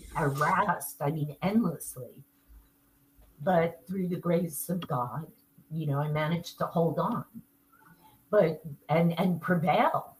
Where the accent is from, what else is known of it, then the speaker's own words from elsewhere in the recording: New York, United States; accent: New York; I'm in New York